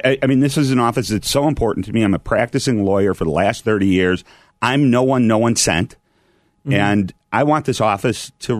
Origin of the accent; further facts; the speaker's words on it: Milwaukee, Wisconsin, United States; now in Chicago, United States; I grew up in Milwaukee.